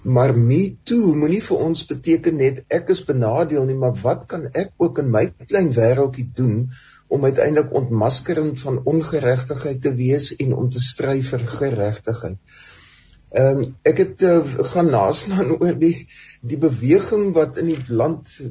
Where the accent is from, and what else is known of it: South Africa